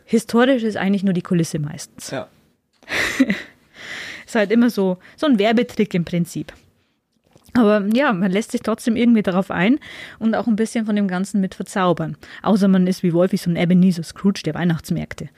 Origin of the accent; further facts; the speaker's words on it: Upper Palatinate, Bavaria, Germany; bei uns in der Oberpfalz